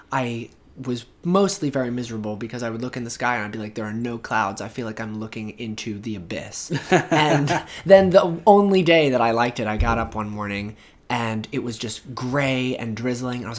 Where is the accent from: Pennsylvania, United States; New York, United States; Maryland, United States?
New York, United States; Brooklyn; also born or lived in Long Island; Uh, from Brooklyn by way of Long Island. I went to high school on Long Island and uh, when I got to college, I immediately